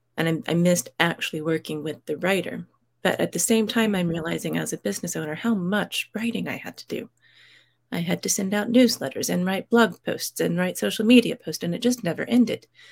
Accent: United States; moved away as an adult; now in United Kingdom; I grew up in the States. I live in the U K

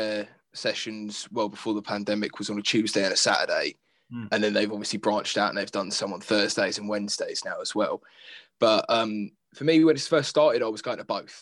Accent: Fareham, South East England, United Kingdom; I'm from Fareham, Portchester, so Portsmouth

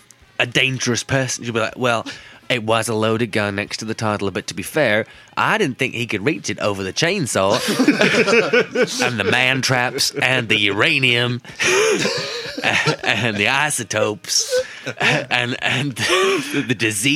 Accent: Florida, United States; accent: Southern American; So, yeah. I take back Florida. My Southern American accent.

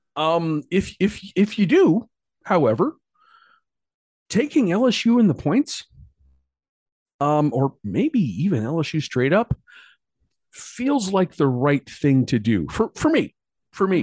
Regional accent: New York, United States; I'm a New Yorker

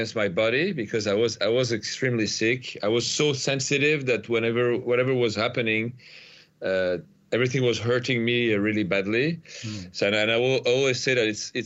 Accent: Paris, Île-de-France, France; I'm from Paris, so I was living in the suburbs of Paris.

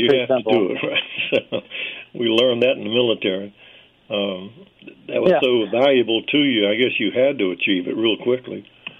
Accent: North Carolina, United States; I'm from North Carolina

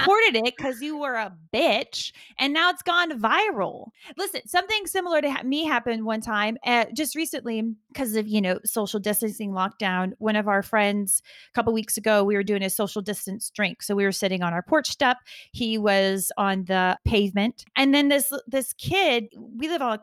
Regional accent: the American South, United States; I grew up in the American South

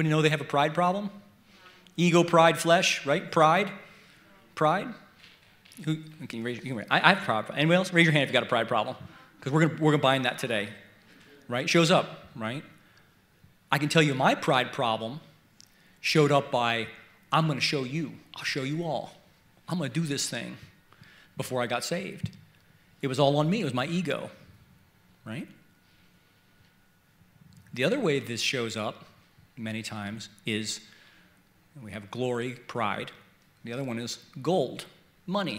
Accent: Baltimore, Maryland, United States; I was born in Baltimore, Maryland, and I grew up about a mile from the city line

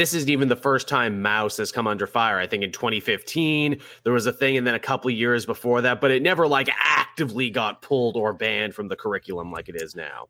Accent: Canada; me as a Canadian

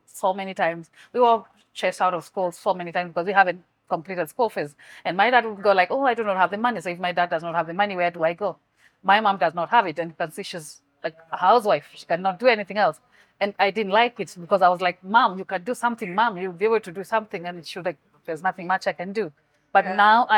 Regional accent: Kenya; from my hometown, what we do is we have a lot of corn

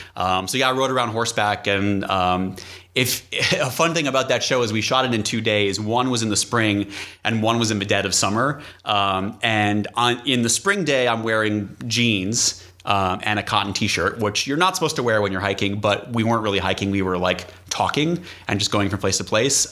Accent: New England, United States; moved away; I grew up in New England

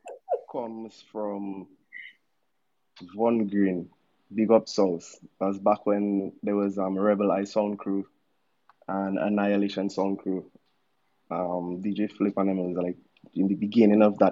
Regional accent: Dominica; also born or lived in Goodwill, Dominica; I grew up in Wallows, I was born in PMH.

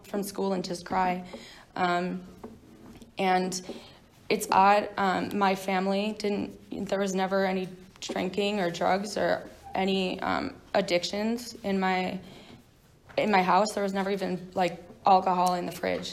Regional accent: New York, United States; moved away; I'm not from here. I grew up in New York

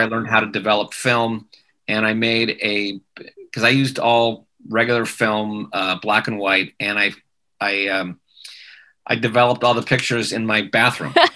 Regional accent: Manhattan Beach, California, United States; I grew up in Manhattan Beach, and uh, my parents were very much into music

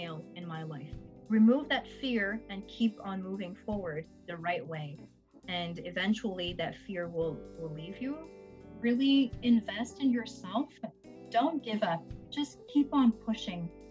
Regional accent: Montreal, Quebec, Canada; I'm born in Montreal. I am raised in Montreal

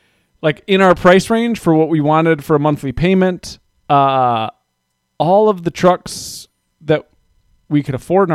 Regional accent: United States; And then I also just like pickups. I'm very American that way.

